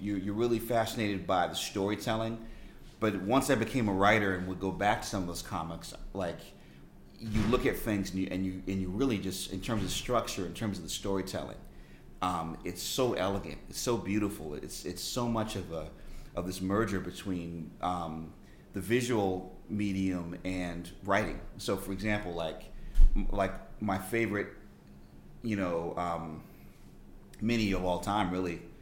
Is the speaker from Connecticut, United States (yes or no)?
yes; Storrs, Connecticut, United States; moved away; I grew up in Storrs, Connecticut.